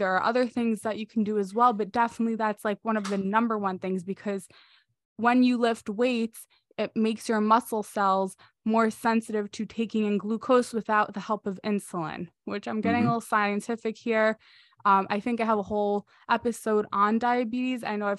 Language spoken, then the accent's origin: English; New York, United States; I'm from New York. We have different pizza.